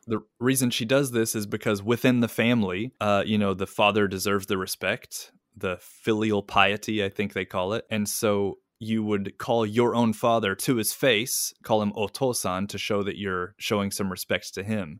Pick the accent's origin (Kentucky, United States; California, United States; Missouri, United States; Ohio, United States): Kentucky, United States; moved away as an adult; now in Ishikawa, Japan; at that time in the nineties in my hometown